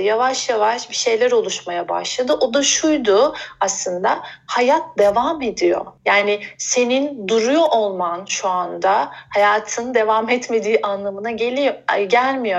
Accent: Bursa, Turkey; moved away; also born or lived in Izmir / Istanbul; Bursa'da aslında doğdum büyüdüm.

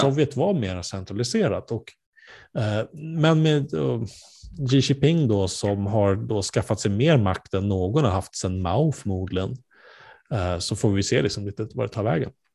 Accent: Sweden; vi som svenskar

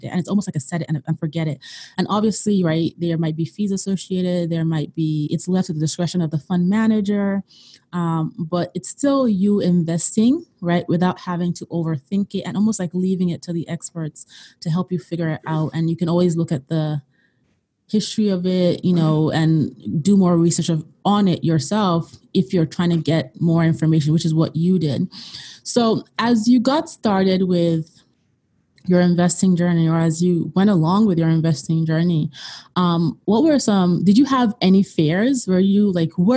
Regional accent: Nigeria; moved away; I'm originally from Nigeria

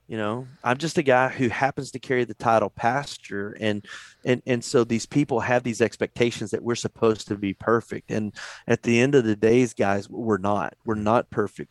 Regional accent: Texas, United States; also born or lived in Virginia / North Carolina; I, I grew up here in Texas

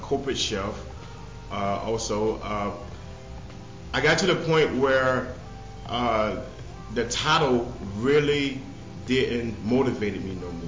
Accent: the Sea Islands of South Carolina, United States; moved away as an adult; now in Minneapolis, United States; I'm originally from South Carolina, the Low Country, the Sea Islands of South Carolina. And I've been here in Minnesota for like 11 years.

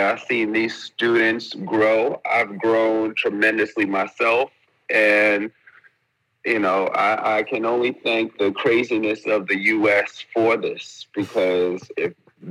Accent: New York, United States; moved away as an adult; now in Abu Dhabi, United Arab Emirates; Born and raised in New York, decided to leave New York in 2019

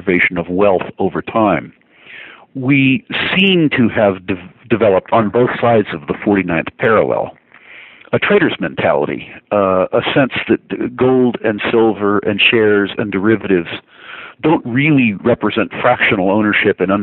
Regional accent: United States; as an American

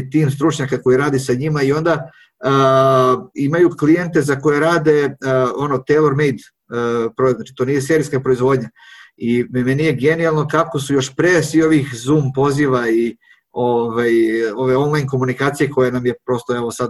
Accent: Serbia; ovde kod nas na Zapadnom Balkanu, a pre svega u Srbiji

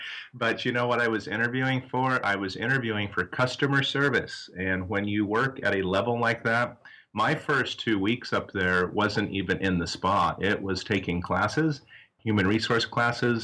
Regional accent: south central Nebraska, United States; moved away as an adult; also born or lived in Arizona; now in Tempe, United States; I originally grew up out in Nebraska, out in south central Nebraska, in a small farming community.

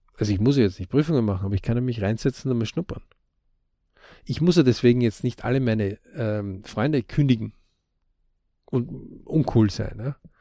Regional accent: Austria; bei uns in Österreich.

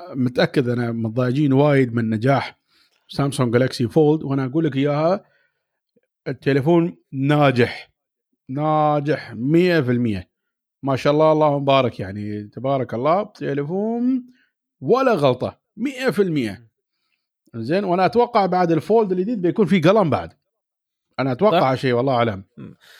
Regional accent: Dubai, United Arab Emirates; انا من دبي

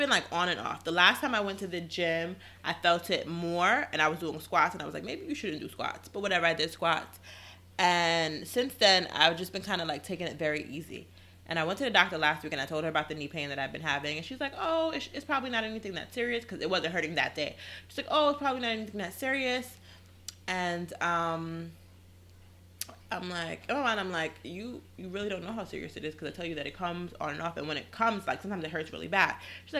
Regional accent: Queens, New York, United States; And we come from Queens.

